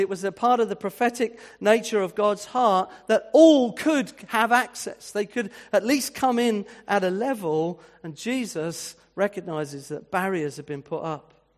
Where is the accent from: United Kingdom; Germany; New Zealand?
United Kingdom; Winchester, South East England; moved away; I was brought up in the sixties and in a town like Winchester, which was my hometown